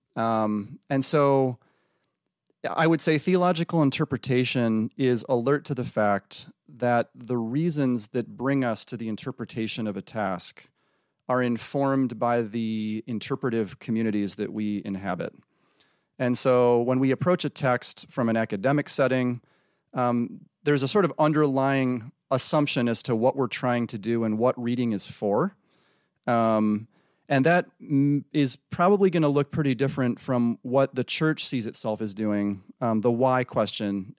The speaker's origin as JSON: {"language": "English", "town": "Freeport", "region": "Illinois", "country": "United States", "tie": "born or raised there", "moved": "yes", "said": "I was raised in the Midwest, um, Freeport, Illinois"}